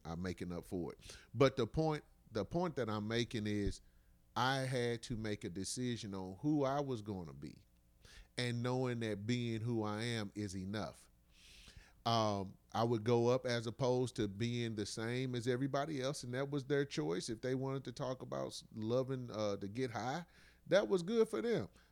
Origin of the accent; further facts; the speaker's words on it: United States; those of us who have been born and raised in America